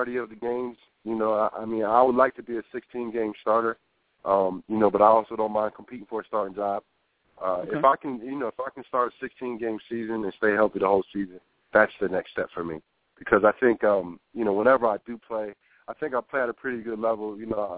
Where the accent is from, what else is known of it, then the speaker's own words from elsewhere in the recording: New Brunswick, New Jersey, United States; moved away; also born or lived in Tampa, Florida; New Brunswick, New Jersey. It's my hometown when I went to high school.